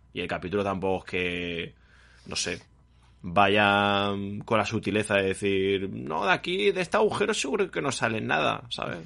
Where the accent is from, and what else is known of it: Spain; born or raised there